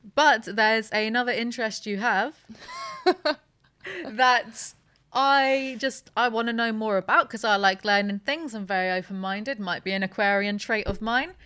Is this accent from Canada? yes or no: no; United Kingdom; I'm too British